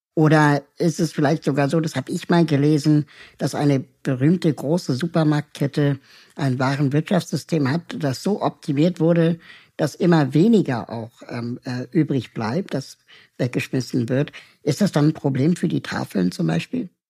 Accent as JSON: {"language": "German", "region": "Berlin", "country": "Germany", "tie": "born or raised there", "also_born_or_lived": "Peru", "said": "ich bin eigentlich auch eine Berliner Pflanze, ähm, bin zwar in Peru geboren, aber seit meinem ersten Lebensjahr in West-Berlin"}